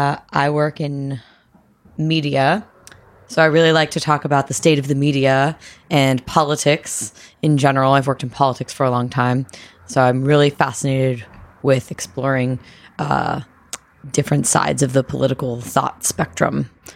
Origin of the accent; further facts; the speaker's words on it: East Coast, United States; I'm 27. I'm from the East Coast.